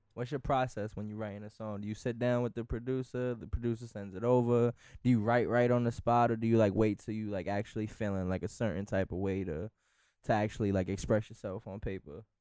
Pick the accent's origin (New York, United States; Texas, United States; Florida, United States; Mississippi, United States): New York, United States; New York City; I'm from the Bronx as well.